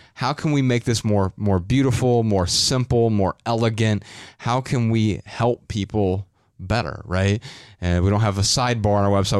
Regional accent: Dayton, Ohio, United States; I'm from Dayton, Ohio

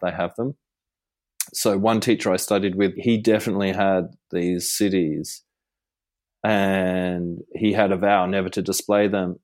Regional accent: Gold Coast, Queensland, Australia; when I was growing up on the Gold Coast

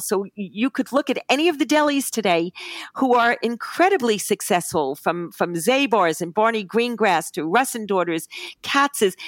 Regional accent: New York City, New York, United States; as a New Yorker

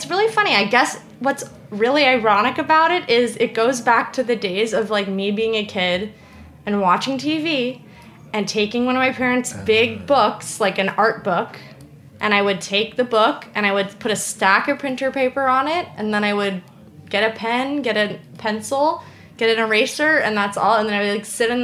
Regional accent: New York, United States; I'm like a New Yorker

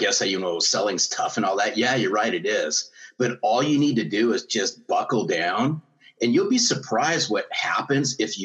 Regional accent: Los Angeles, California, United States; I grew up in Los Angeles area, which is the West Coast version

